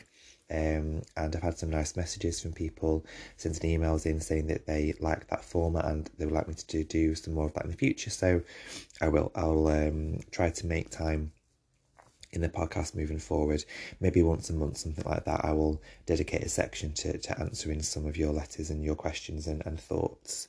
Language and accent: English; United Kingdom; this is me being British